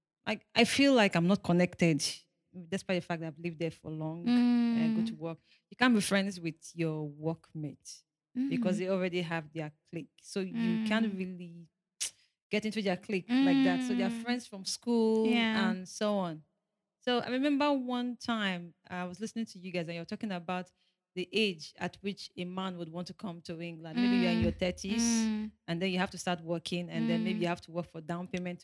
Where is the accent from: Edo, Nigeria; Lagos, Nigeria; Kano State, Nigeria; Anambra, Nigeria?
Kano State, Nigeria; Kano; I grew up in Kano and I went to Arabic school as well